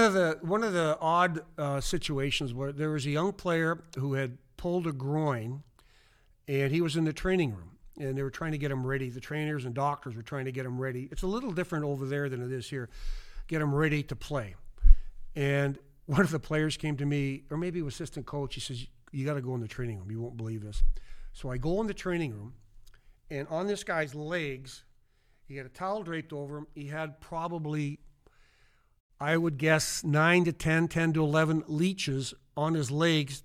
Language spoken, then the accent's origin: English; Kindersley, Saskatchewan, Canada; moved away; in my hometown of Kinder City, Saskatchewan, forty-five hundred people, small town in the middle of nowhere